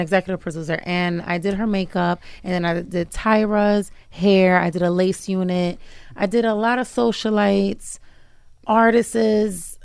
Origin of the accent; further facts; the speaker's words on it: New York, United States; moved away as an adult; also born or lived in New Jersey; now in Uganda; I was raised in New York